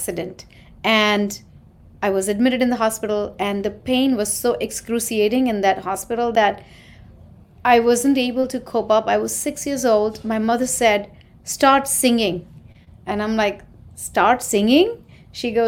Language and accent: English; Mumbai, Maharashtra, India; moved away as an adult; now in New York, United States; I'm an Indian. I grew up in India and was raised there in Mumbai, a city.